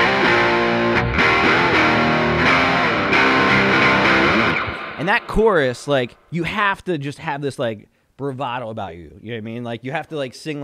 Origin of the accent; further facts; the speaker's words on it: Belleville, New Jersey, United States; growing up where I grew up in Belleville